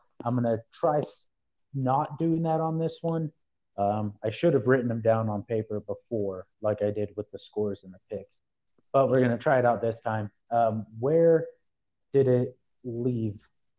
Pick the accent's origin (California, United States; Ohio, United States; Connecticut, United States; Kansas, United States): Kansas, United States; we are from Kansas